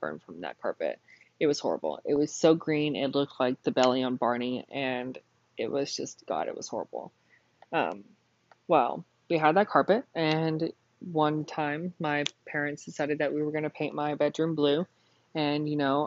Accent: Burke, Texas, United States; Whenever I was born, my parents had lived in a really small town called Burke, Texas. My family had lived in Burke for probably over 100 years. My family had founded the town, the family house that we had grown up in.

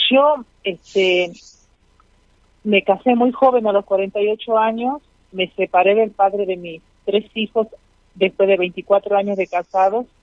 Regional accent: Tucumán, Argentina; Yo soy de Tucumán, la provincia de Tucumán, de, la, de Argentina.

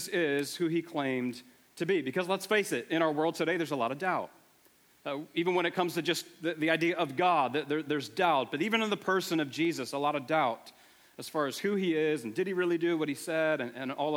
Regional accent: Buffalo, New York, United States; moved away; I am from the Buffalo area originally

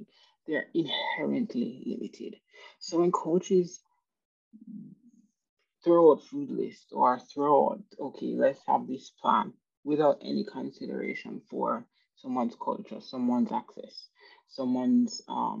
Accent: Jamaica; moved away; I'm from Jamaica. So at the time when I lived in Jamaica

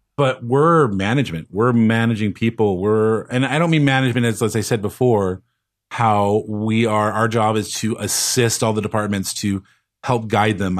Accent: Los Angeles, California, United States; Growing up in Los Angeles

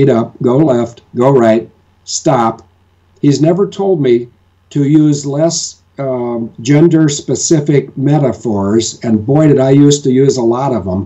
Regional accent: United States; now in Farnborough, United Kingdom; I was born in America

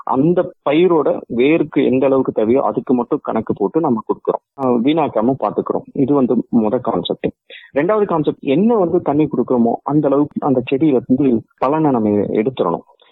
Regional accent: Dharmapuri district, Tamil Nadu, India; moved away as an adult; also born or lived in Queensland, Australia; now in Australia; நான் தமிழ்நாட்டில் தருமபுரிங்கிற டிஸ்ட்ரிக்ட்ல பிறந்தேன்

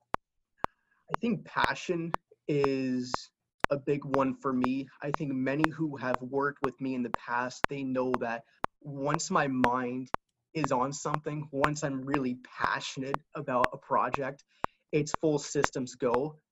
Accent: Lehigh Valley, Pennsylvania, United States; growing up in the Lehigh Valley area

